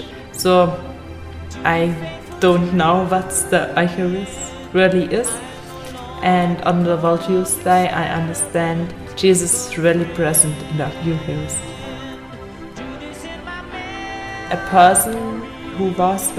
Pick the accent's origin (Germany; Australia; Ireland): Germany; from Germany